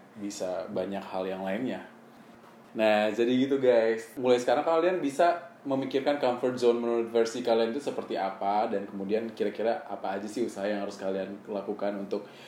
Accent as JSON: {"language": "Indonesian", "region": "West Sumatra", "country": "Indonesia", "moved": "as an adult", "lives_now": "Jakarta, Indonesia", "said": "Saya dari Sumatera Barat"}